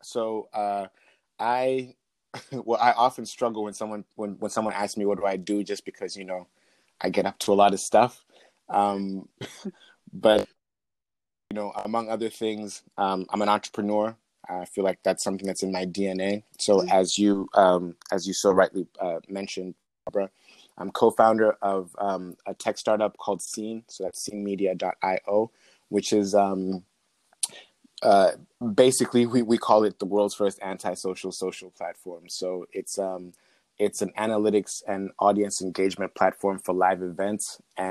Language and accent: English; Zambia; so I'm from Zambia, central Southern Africa, and I go back and forth very frequently.